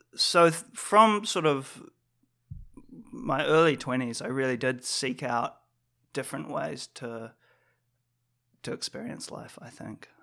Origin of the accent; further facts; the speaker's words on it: New Zealand; growing up in New Zealand